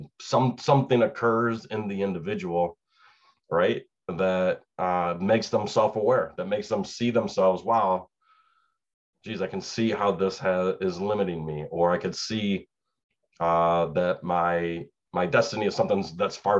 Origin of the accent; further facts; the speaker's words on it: Chicago, Illinois, United States; moved away as an adult; now in Suwanee, Georgia, United States; I grew up in Chicago, around Chicago.